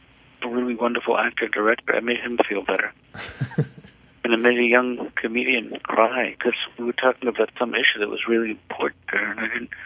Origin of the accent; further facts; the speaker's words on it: New York City, New York, United States; now in Newton, United States; I grew up in New York City.